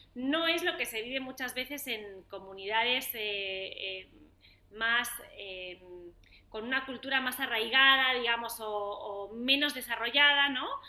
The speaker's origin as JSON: {"language": "Spanish", "country": "Spain", "moved": "as an adult", "lives_now": "Argentina", "said": "yo soy española, hace como te decía, 15 años que vivo aquí"}